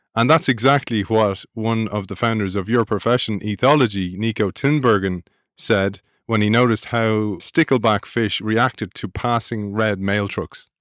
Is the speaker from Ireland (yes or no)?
yes; Ireland; accent: Irish; also born or lived in United Kingdom; my Irish accent